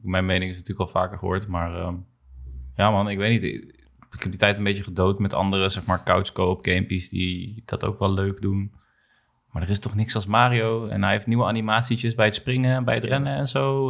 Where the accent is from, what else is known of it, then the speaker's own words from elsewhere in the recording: Netherlands; wij zijn een beetje bevoorrecht als Nederlanders